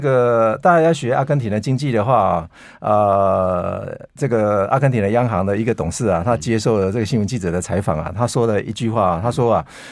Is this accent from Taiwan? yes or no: yes; Taiwan; 对我们台湾人而言